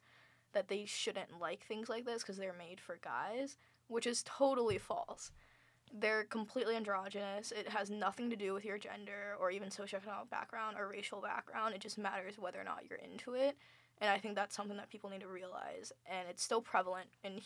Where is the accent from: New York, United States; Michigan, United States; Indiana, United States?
Indiana, United States; moved away; I'm from the Midwest. I'm from an area where basically everyone stays in Indiana for the rest of their lives.